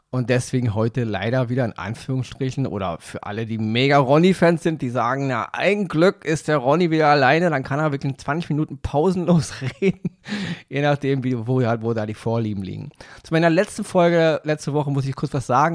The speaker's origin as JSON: {"language": "German", "region": "Berlin", "country": "Germany", "said": "bei uns in Berlin"}